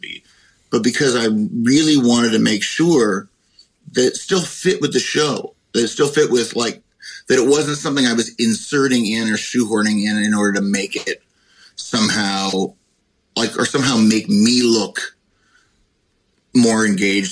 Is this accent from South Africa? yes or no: no; Canada; moved away as an adult; now in United States; I'm Canadian